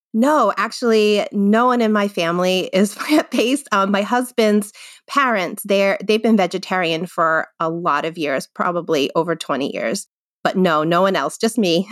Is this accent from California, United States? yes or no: no; Rhode Island, United States; moved away as an adult; also born or lived in Worcester, Massachusetts; now in Londonderry, New Hampshire, United States; I actually was born and grew up in Rhode Island